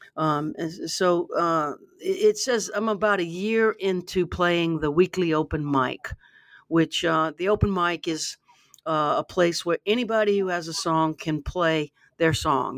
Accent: Baton Rouge, Louisiana, United States; I grew up in Baton Rouge

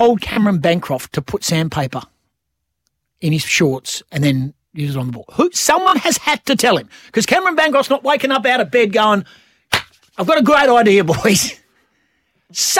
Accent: Western Australia, Australia; we are West Australian

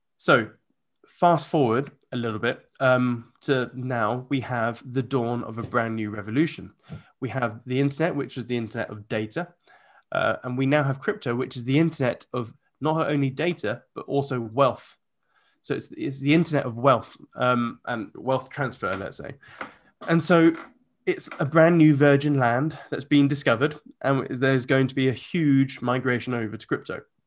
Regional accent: United Kingdom; I'm a Brit

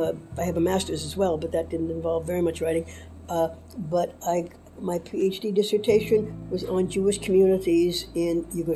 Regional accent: Ottawa, Ontario, Canada; moved away; Well, I grew up in Ottawa, which was a lovely place to grow up. It was very safe. It was very, very nice place.

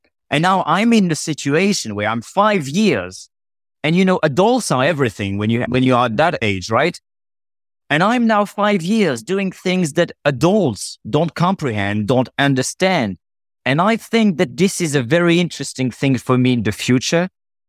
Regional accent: France; moved away as an adult; now in Las Vegas, United States; I grew up in France. My family is from Portugal, from a very small village in Portugal.

